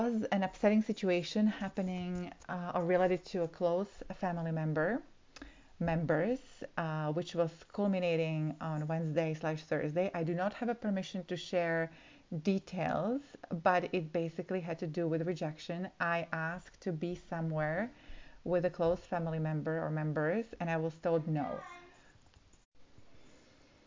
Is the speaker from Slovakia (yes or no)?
yes; Slovakia; moved away; I'm originally from Slovakia